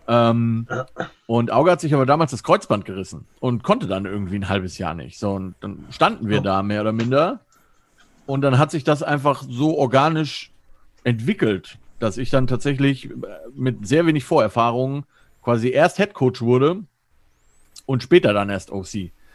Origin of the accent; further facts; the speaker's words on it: near Frankfurt am Main, Hesse, Germany; moved away as an adult; also born or lived in Stuttgart; now in Cologne, Germany; Ich komme ursprünglich aus der Nähe äh, von Frankfurt am Main, also in Hesse